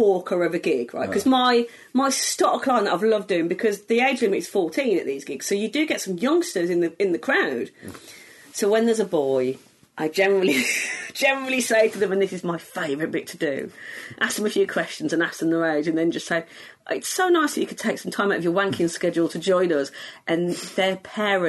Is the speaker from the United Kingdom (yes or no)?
yes; Walsall, West Midlands, United Kingdom; accent: Black Country; I'm from near Birmingham, but I'm from the Black Country